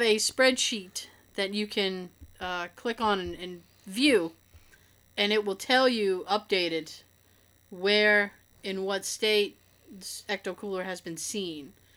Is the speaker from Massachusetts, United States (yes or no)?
yes; Boston, Massachusetts, United States; accent: Boston; we're from Boston